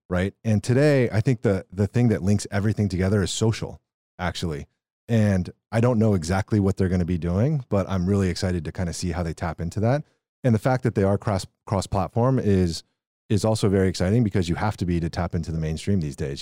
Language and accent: English; Texas, United States; I grew up in Texas